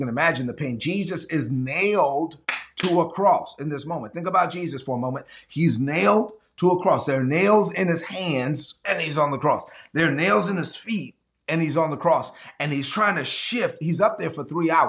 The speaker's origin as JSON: {"language": "English", "town": "New York City", "region": "New York", "country": "United States", "tie": "born or raised there", "said": "I grew up in Brooklyn"}